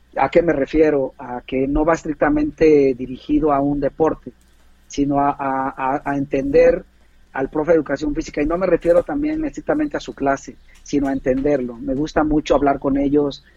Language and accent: Spanish; Puebla, Mexico; moved away as an adult; now in San Luis Potosí, Mexico; yo soy de Puebla, este, en la ciudad de Puebla